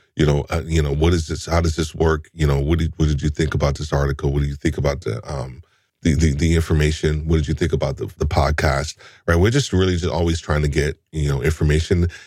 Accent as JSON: {"language": "English", "region": "New York", "country": "United States", "said": "I'm a New Yorker too"}